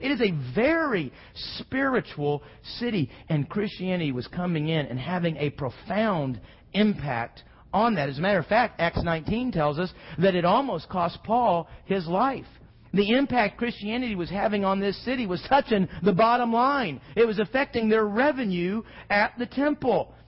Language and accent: English; Houston, Texas, United States; growing up in Houston